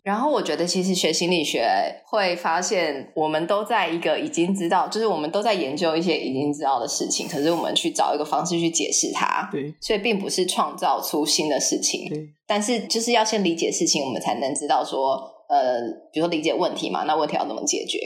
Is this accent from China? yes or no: no; Taiwan; moved away as an adult; also born or lived in United States; 我虽然是就是台湾长大的